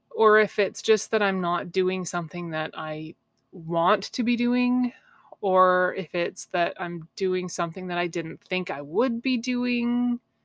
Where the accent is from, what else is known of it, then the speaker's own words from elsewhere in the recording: Canada; I'm a Canadian girl, right? I grew up swimming in cold lakes